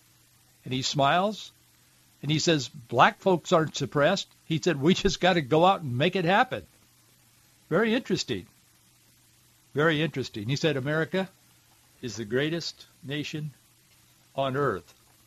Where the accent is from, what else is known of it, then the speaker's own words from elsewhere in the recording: Deep South, United States; Growing up in the Deep South, I've seen racism.